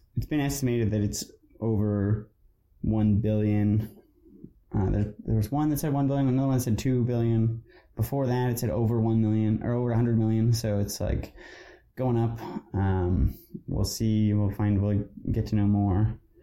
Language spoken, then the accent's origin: English; British Columbia, Canada; we, as British Columbians